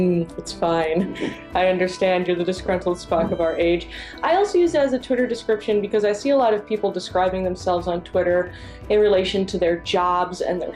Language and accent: English; New York, United States; I'm from the Northeast, New York, and that is how you introduce people there